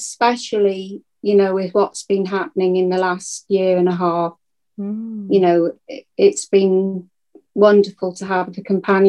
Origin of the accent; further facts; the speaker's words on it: Llandudno, Wales, United Kingdom; moved away as an adult; also born or lived in Essex / Buckinghamshire / London; we grew up in Llandudno and lived, you know, till I was married. And then I moved away with my husband.